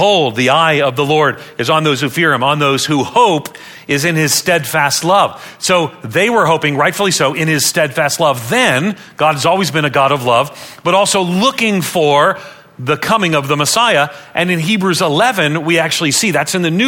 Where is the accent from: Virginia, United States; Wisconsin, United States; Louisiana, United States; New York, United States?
New York, United States; Long Island; moved away as an adult; also born or lived in Nashville, Tennessee; I grew up on Long Island outside of New York City